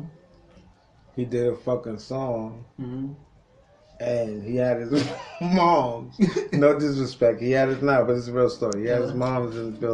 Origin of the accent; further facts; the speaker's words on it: Jamaica; I'm Jamaican